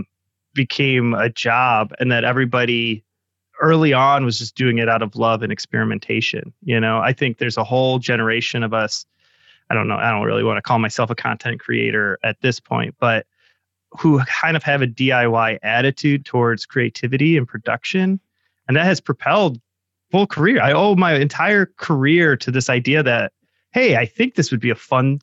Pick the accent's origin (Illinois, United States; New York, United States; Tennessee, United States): Illinois, United States; Chicago; being from Chicago, everybody there does improv